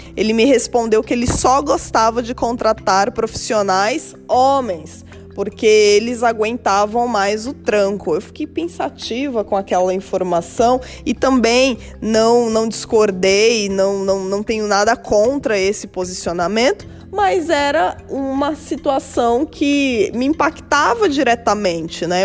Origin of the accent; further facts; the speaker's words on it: São Paulo, Brazil; Eu nasci num bairro periférico da cidade de São Paulo